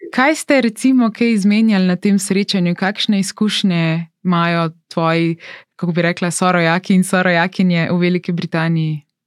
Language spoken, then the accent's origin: Slovenian; Slovenia